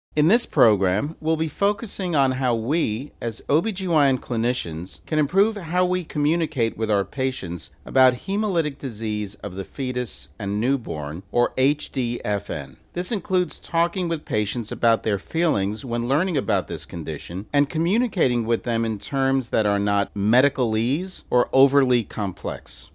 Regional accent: New York, United States; also born or lived in Memphis; now in Chicago, United States; I'm originally from New York

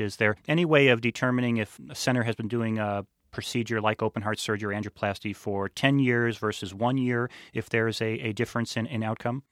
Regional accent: Illinois, United States; my home state of Illinois

